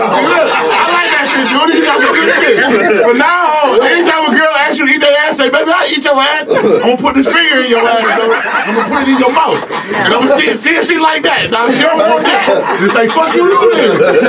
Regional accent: Kankakee, Illinois, United States; I'm from Kankakee.

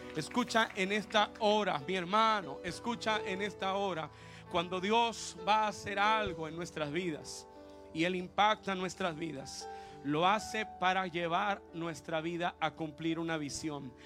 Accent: Mexico; como nosotros los mexicanos

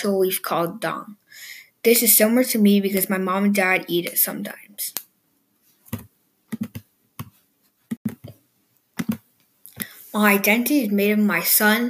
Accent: Vietnam; now in Minnesota, United States; I am from Vietnam, but I am in Minnesota now

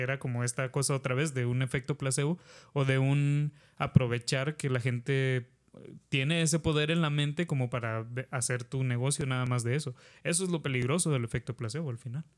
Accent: Mexico; como mexicanos

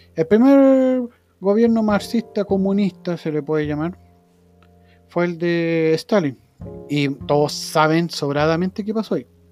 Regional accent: Chile; Nosotros como chilenos

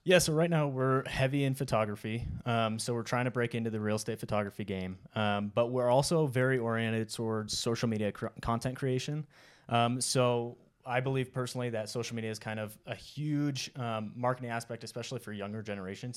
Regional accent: Oregon, United States; moved away as an adult; now in Utah, United States; I grew up in Oregon, um, and then once I was out of high school, I joined the Marine Corps

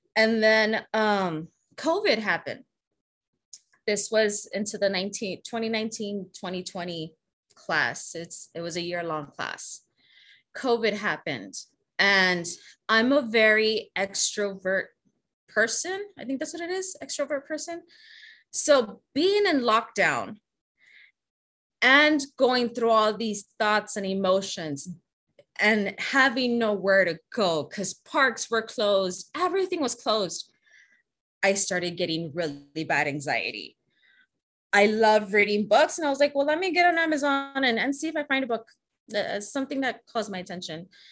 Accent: Laredo, Texas, United States; also born or lived in San Antonio, Texas; I was born in San Antonio, Texas, but was raised in Laredo, Texas

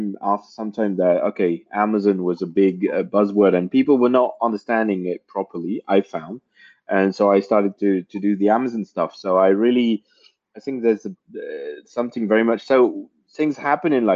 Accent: France; I was born and raised in France

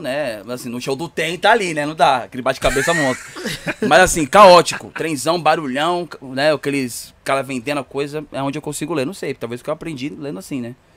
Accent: Poá, São Paulo, Brazil; eu moro em Poá, né? Grande São Paulo, muito longe

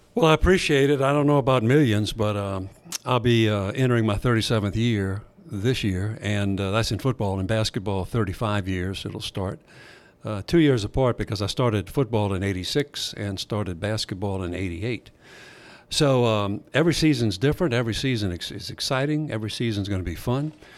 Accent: Thibodaux, Louisiana, United States; growing up in Thibodeau

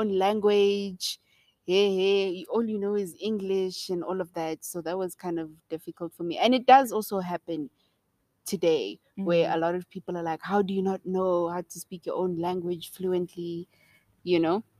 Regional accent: South Africa; I'm Zulu

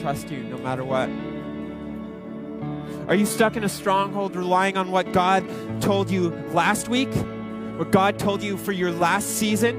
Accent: Ontario, Canada; moved away as an adult; now in Edmonton, Canada; I grew up in Ontario

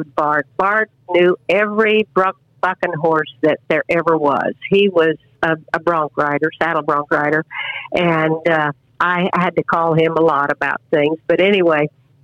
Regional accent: Sterling, Colorado, United States; my hometown, Sterling, Colorado

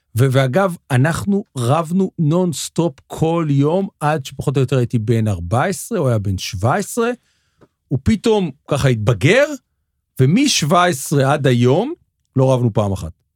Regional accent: Petah Tikva, Central District, Israel; גדלנו, גדלנו בפתח תקווה

